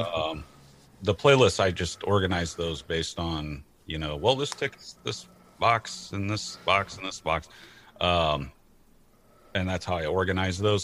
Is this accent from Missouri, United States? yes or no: yes; St. Louis, Missouri, United States; also born or lived in Portland, Oregon; I grew up uh, and I'm born and currently located in St. Louis, Missouri